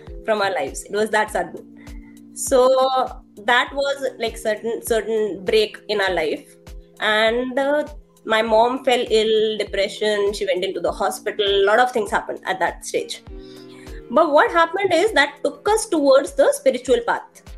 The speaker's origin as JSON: {"language": "English", "region": "Delhi", "country": "India", "tie": "born or raised there", "said": "I'm from Delhi. I belong to East Delhi, Lakshmi Nagar. I'm like, my native place is Old Delhi."}